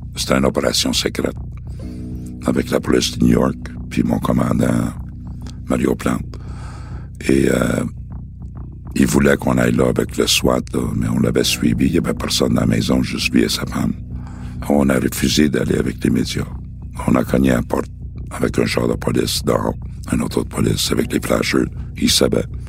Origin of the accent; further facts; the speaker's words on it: Montreal, Quebec, Canada; je viens de Saint-Henri, de saint henri point Pointe-Saint-Charles. C'est là vraiment que j'ai connu le, le crime organisé. Quand j'étais jeune